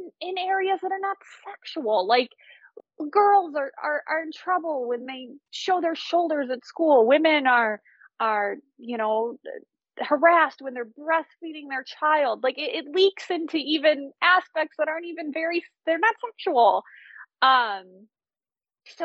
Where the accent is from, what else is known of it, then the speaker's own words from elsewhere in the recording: United States; as an American